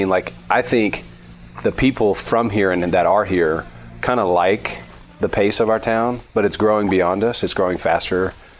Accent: Johnson City, Tennessee, United States; also born or lived in New Orleans, Louisiana / Knoxville, Tennessee / Missouri; now in Clarksville, United States; So I grew up in East Tennessee in Johnson City, but I'm originally from New Orleans. So I like bigger cities, actually. But I moved to Tennessee when I was 10 with my mom and my two brothers. Went to college at UT in Knoxville.

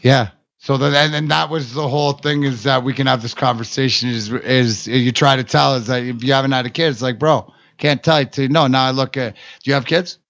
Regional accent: Canada; I'm Canadian.

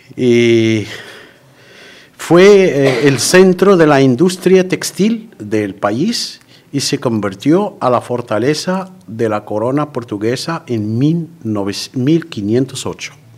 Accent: Safi, Marrakesh-Safi, Morocco; Spanish is a second language; moved away as an adult; also born or lived in Manilva, Spain; now in Spain; mi ciudad natal, Safi

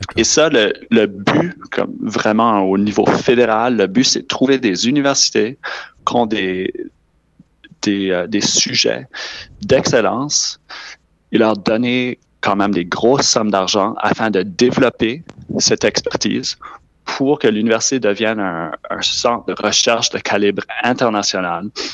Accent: New Brunswick, Canada; Je suis originaire du Nouveau-Brunswick

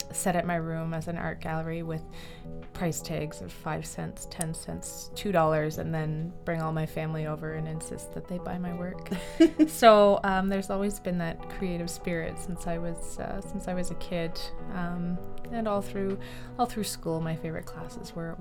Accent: Sault Ste. Marie, Ontario, Canada; moved away as an adult; also born or lived in Barrie / Beijing; the incredible landscapes of my hometown

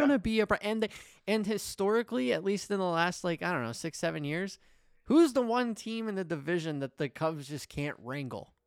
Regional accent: Atlanta, Georgia, United States; moved away; I grew up in Atlanta

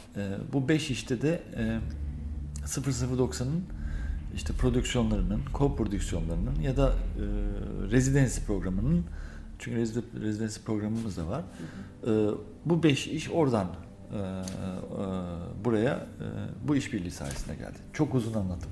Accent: İzmir, Turkey; moved away as an adult; now in Belgium; Belçika'ya 23 23 yaşlarında gittim Belçika'ya. Ee, e, İzmir'den

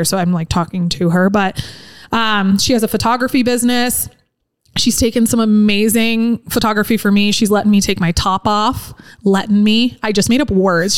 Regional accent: Incline Village, Nevada, United States; growing up in Incline

